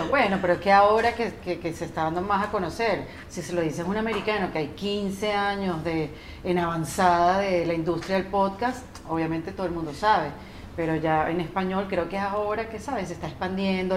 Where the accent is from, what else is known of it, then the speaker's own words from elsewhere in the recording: Venezuela; como venezolano